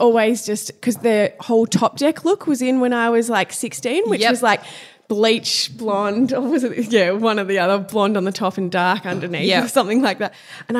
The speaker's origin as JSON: {"language": "English", "town": "Cape Paterson", "region": "Victoria", "country": "Australia", "tie": "born or raised there", "said": "I grew up down near Phillip Island in Cape Patterson. There's 900 people. It was tiny."}